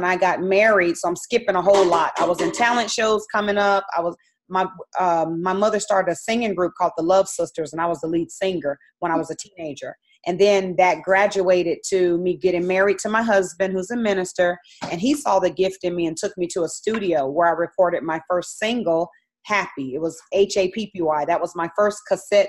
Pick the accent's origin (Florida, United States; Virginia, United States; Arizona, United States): Arizona, United States; Phoenix; I'm actually from Phoenix, Arizona. So I'm from the land of the, wilderness. It's very hot there. So I grew up in the heat